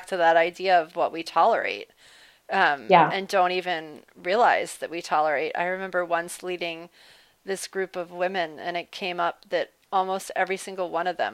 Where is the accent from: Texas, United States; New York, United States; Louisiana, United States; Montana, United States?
Louisiana, United States; New Orleans; I grew up in New Orleans